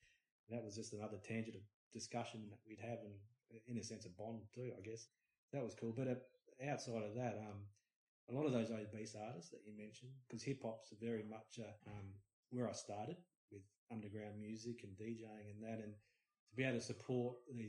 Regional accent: Adelaide, South Australia, Australia; I grew up with in Adelaide, and, you know, from seeing them start out in little pubs and whatnot down south and playing to me and the crew

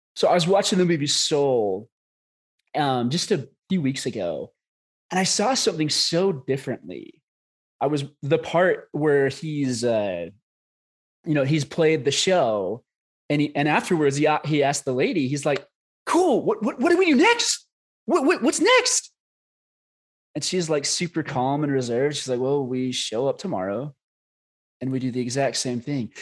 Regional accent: Scottsdale, Arizona, United States; we're both from Arizona up in Scottsdale.

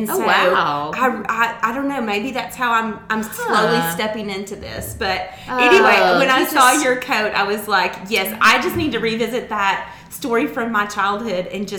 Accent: Harrison, Arkansas, United States; I grew up in Harrison, so I'm not far from where you grew up in Flippin

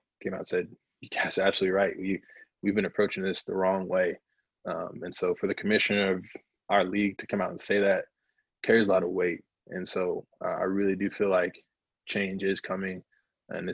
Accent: South Carolina, United States; now in Minnesota, United States; growing up in South Carolina and living in North Carolina

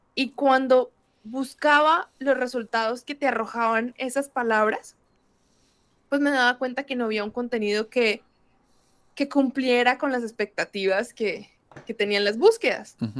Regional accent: Bucaramanga, Santander, Colombia; also born or lived in Brazil; Soy colombiana y soy específicamente de una ciudad que se llama Bucaramanga

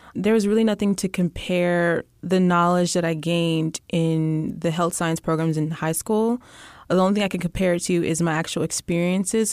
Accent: Alief, Texas, United States; also born or lived in Austin, Texas; now in Houston, United States; I'm from Ayleaf, Texas

